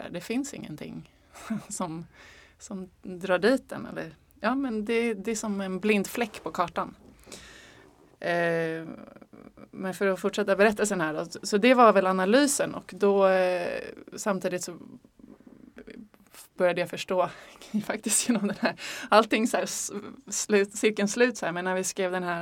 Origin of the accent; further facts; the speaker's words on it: Stockholm, Stockholm County, Sweden; also born or lived in Malmö; Alltså jag är uppvuxen i Stockholm, har bott eh, kanske åtta år i Malmö